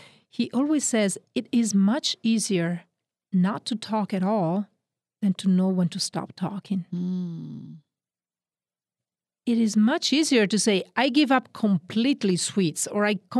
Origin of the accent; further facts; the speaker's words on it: northern Italy, Italy; accent: Northern Italian; English is a second language; I said that my accent is from Oregon. No, it's actually from Northern Italy.